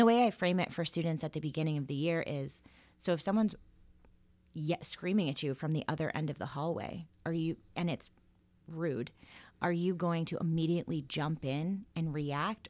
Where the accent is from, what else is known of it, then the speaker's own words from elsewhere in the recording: Florida, United States; moved away as an adult; also born or lived in Salem, Massachusetts / Connecticut; now in Dayton, United States; That's where I went to college, um, and high school, well, all school, but I wouldn't consider myself from Florida